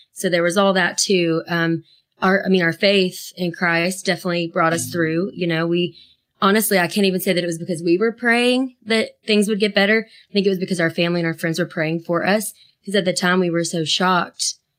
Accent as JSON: {"language": "English", "town": "Asheville", "region": "North Carolina", "country": "United States", "tie": "born or raised there", "said": "we grew up in Asheville, North Carolina."}